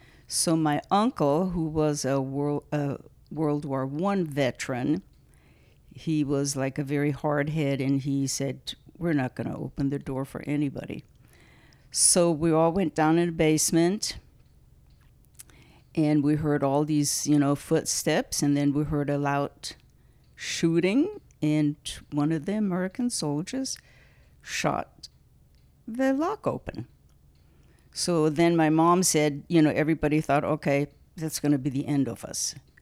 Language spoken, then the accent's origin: English; Germany; born or raised there; now in United States